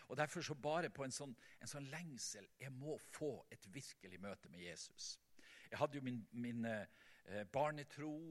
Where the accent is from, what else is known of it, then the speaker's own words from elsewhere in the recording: Vestland, Norway; hjemme på Selja, der i mammahuset